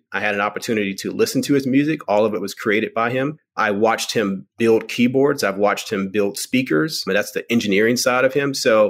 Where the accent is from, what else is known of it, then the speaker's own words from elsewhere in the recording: Virginia, United States; also born or lived in Richmond, Virginia / North Carolina; now in Los Angeles, United States; I'm actually from the East Coast. Well, I was born in Richmond, Virginia, grew up between Virginia and North Carolina.